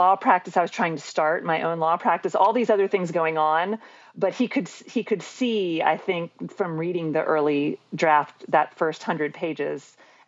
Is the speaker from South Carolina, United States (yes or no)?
yes; Columbia, South Carolina, United States; also born or lived in Cincinnati, Ohio; And then we moved back to Columbia because my dad had had enough of the blizzards and the cold weather. And he knew in Columbia we would not have any of that. So that's where I mostly grew up.